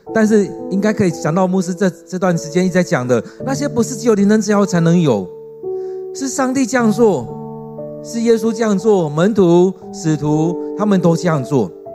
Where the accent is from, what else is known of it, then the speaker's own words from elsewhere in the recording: Taiwan; 我们台湾人